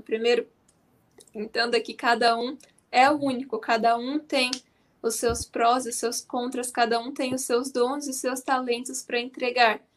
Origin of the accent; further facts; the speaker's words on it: Maringá, Paraná, Brazil; Eu sou de Guatemi, distrito de Maringá.